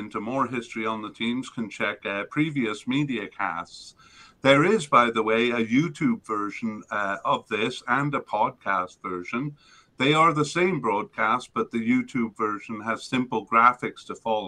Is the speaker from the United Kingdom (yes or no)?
yes; Wales, United Kingdom; moved away; also born or lived in South Korea; I grew up in Wales